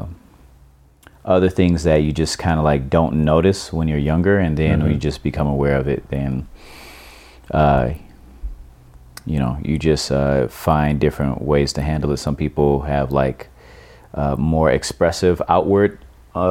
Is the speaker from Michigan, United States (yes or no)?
yes; Detroit, Michigan, United States; moved away as an adult; also born or lived in California; now in Oakland, United States; I grew up in Detroit, Michigan, and I've been living in Oakland, California for the past 16 years